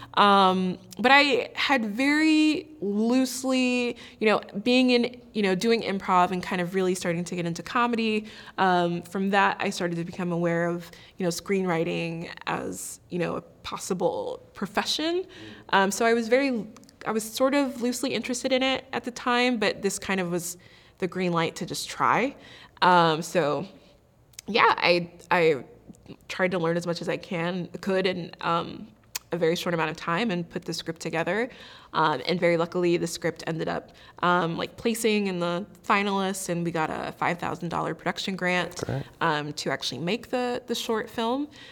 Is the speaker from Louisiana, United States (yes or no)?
no; Maryland, United States; moved away as an adult; also born or lived in Pittsburgh, Pennsylvania; now in Los Angeles, United States; I am originally from Maryland.